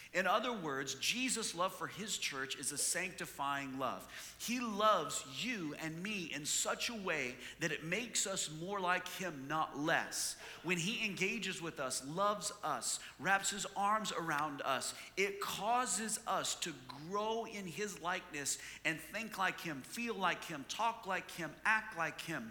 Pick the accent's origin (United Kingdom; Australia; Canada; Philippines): Canada; moved away; I'm from Canada